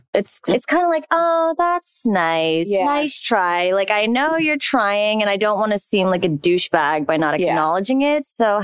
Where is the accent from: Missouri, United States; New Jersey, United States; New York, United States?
New Jersey, United States; I'm also from New Jersey.